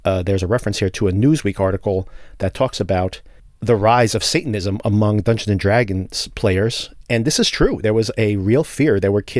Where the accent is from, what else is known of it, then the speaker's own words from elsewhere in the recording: New Jersey, United States; Right here in my home state of New Jersey